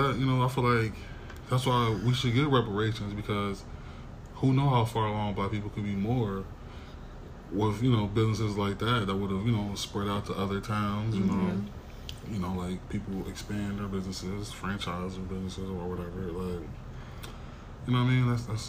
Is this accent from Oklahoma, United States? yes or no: yes; Tulsa, Oklahoma, United States; I grew up in Tulsa. I barely even heard about this.